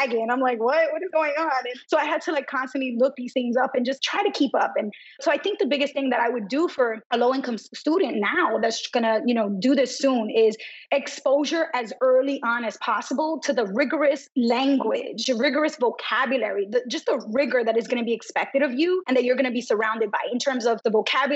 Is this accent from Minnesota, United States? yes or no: no; New York City, New York, United States; I was brought up in New York City, vibrant Brooklyn, Dominican American community